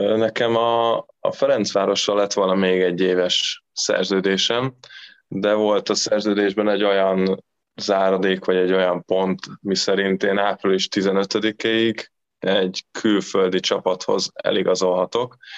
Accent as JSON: {"language": "Hungarian", "town": "Eger", "region": "Heves", "country": "Hungary", "tie": "born or raised there", "moved": "as an adult", "lives_now": "Recco, Italy", "said": "ugye Egerbe születtem"}